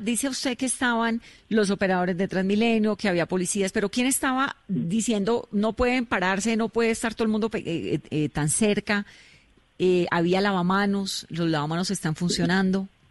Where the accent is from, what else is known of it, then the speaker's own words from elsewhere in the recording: Cali, Valle del Cauca, Colombia; yo soy caleña